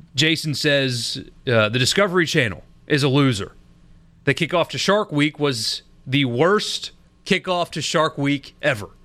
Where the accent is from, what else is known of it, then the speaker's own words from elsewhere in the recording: South Carolina, United States; now in Mississippi, United States; my home state of South Carolina